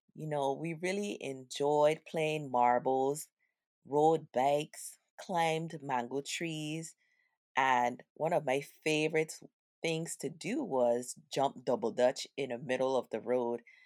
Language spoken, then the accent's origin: English; U.S. Virgin Islands; We grew up in Saint Thomas in the area called the Avenue.